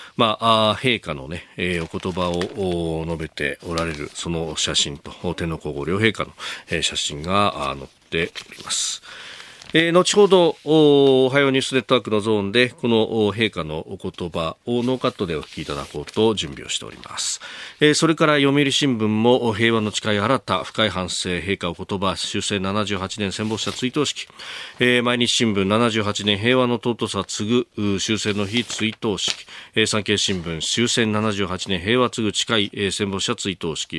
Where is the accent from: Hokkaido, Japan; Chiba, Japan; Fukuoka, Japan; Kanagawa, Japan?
Kanagawa, Japan; 神奈川出身